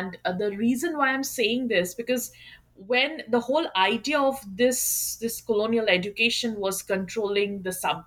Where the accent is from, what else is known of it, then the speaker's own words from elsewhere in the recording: Kolkata, West Bengal, India; moved away as an adult; also born or lived in West Virginia, United States; I am from Kolkata, and I did my undergrad and master's from Jadavpur University in Kolkata itself